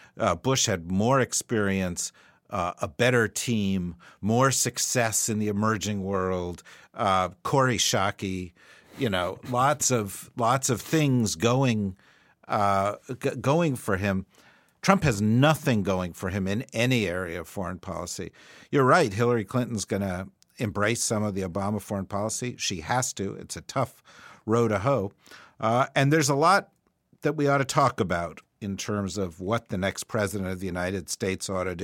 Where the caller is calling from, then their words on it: Australia; as we're phoning in from Australia and elsewhere